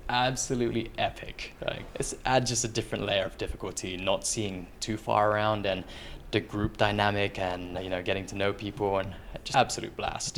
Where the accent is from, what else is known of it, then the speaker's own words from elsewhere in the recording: London, United Kingdom; moved away as an adult; also born or lived in Philippines; now in France; originally from the Philippines, grew up for most of my life twenty years in London, and now anywhere in Europe, so I'm a resident of France